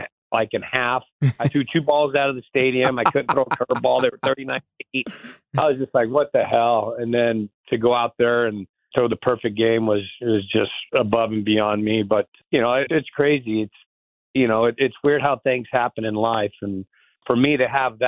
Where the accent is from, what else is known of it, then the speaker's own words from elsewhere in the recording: San Diego, California, United States; I grew up surfing in San Diego